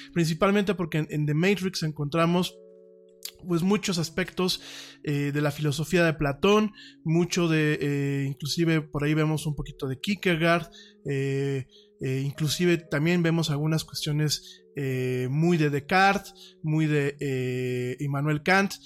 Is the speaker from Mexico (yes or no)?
yes; Mexico